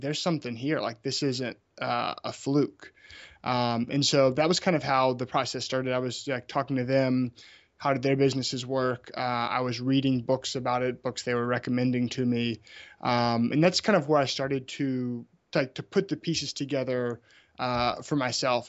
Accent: Memphis, Tennessee, United States; moved away; also born or lived in Birmingham, Alabama; I grew up in Memphis, Tennessee.

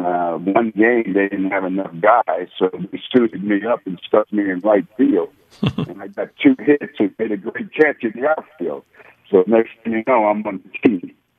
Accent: South River, New Jersey, United States; moved away as an adult; also born or lived in Tulsa, Oklahoma / Dallas, Texas; grew up in South River, New Jersey, and uh, it's a, a small town at the time, about 10,000 people

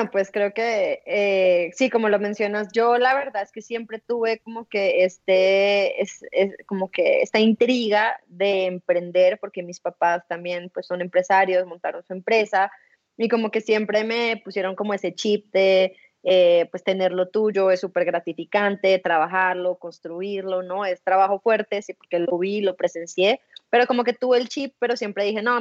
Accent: Bogotá, Colombia; soy colombiana, como bien lo mencionaste, nacida en Bogotá, eh, tengo 31 años en este momento

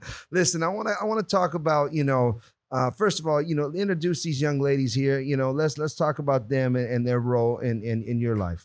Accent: Puerto Rico; now in California, United States; I'm Puerto Rican

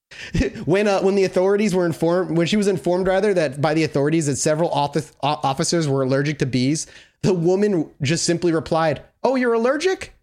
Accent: Massachusetts, United States; this is in my home state.

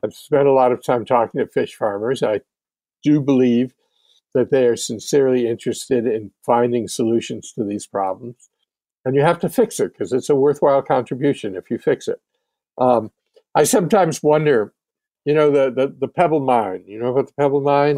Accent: Hartford, Connecticut, United States; I was, I was born and raised in Hartford by the Connecticut River

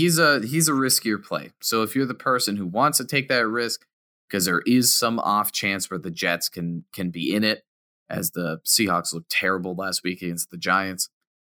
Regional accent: United Kingdom; accent: British; It's my accent. My British accent's annoying.

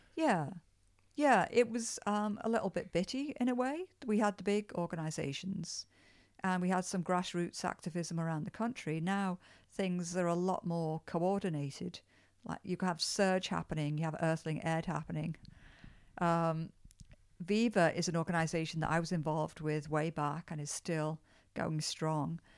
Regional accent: Liverpool, North West England, United Kingdom; moved away as an adult; now in Toronto, Canada; I was born in Liverpool, England

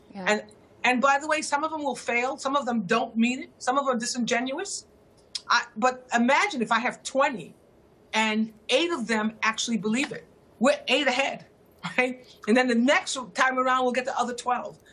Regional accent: United States; moved away as an adult; now in London, United Kingdom; I'm an American, and I live in London.

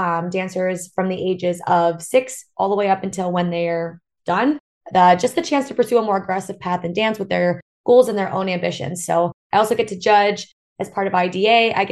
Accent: Pennsylvania, United States; now in Buffalo, United States; I grew up in Pennsylvania and I went to school at the University of Buffalo

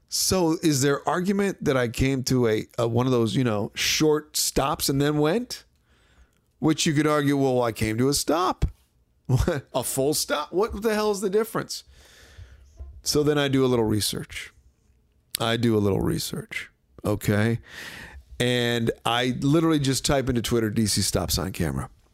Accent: Washington, District of Columbia, United States; moved away; coming into my hometown

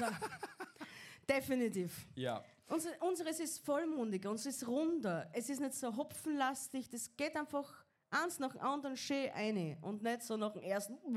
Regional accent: Austria; wir Österreicher eigentlich

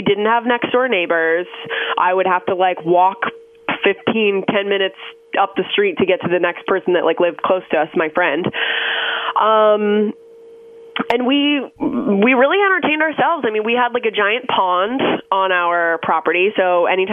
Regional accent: Orono, Ontario, Canada; moved away; I grew up about 2.5 hours outside of Toronto, in a really, really small town called Orno

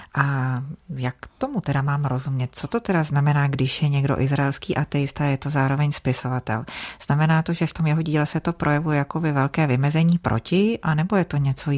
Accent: Czechia; u nás v Čechách

